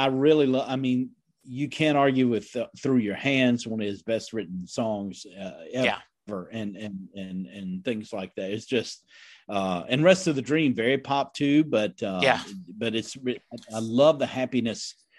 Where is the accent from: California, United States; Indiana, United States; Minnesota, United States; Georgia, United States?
Indiana, United States; I grew up in the Midwest, Indiana, yes.